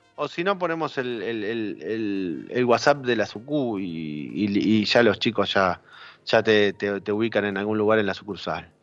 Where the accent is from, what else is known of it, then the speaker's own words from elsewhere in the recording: San Juan, Argentina; yo soy sanjuanino